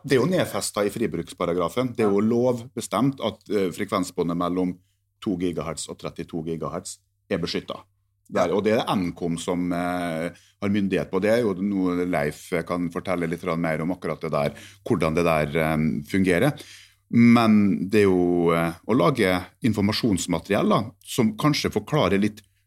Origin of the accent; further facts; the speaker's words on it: Norway; jeg som nordmann